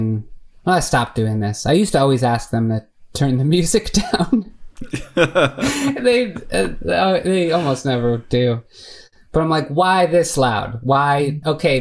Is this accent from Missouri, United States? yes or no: no; Chicago, Illinois, United States; moved away as an adult; also born or lived in San Francisco; I'm from Chicago